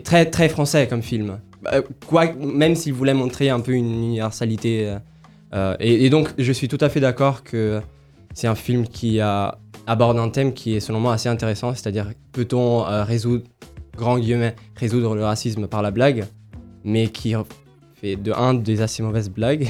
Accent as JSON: {"language": "French", "country": "Italy", "moved": "yes", "said": "Je suis italien, mais j'ai des origines africaines"}